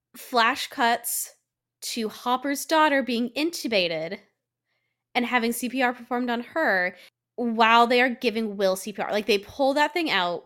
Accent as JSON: {"language": "English", "region": "Colorado", "country": "United States", "said": "I'm from Colorado"}